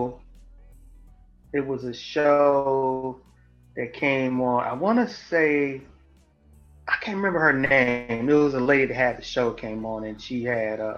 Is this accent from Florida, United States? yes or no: no; St. Louis, Missouri, United States; Southside St. Louis